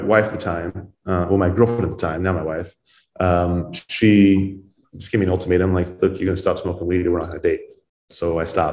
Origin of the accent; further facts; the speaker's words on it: Ontario, Oregon, United States; I grew up in Ontario, Oregon. I was born and raised there.